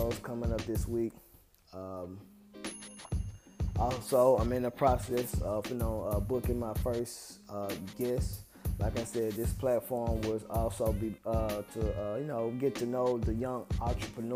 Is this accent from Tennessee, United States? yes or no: yes; Memphis, Tennessee, United States; I'm from Memphis and I'm from the same neighborhood as them